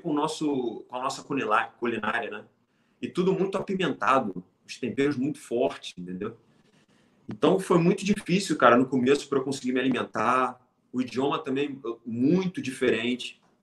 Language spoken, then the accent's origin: Portuguese; Brazil; moved away as an adult; also born or lived in Thailand / Laos; quando vim do Brasil